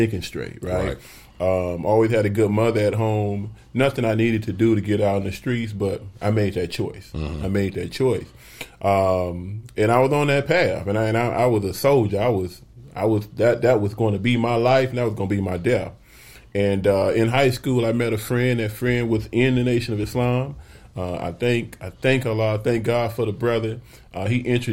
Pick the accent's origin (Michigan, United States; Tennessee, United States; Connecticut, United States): Michigan, United States; Flint; moved away as an adult; now in Phoenix, United States; I've had an opportunity to really be an influence on the political scene in my hometown and here in Phoenix